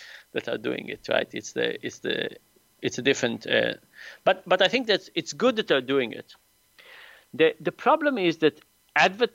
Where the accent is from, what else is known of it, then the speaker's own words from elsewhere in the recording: Israel; moved away as an adult; now in United States; I grew up in Israel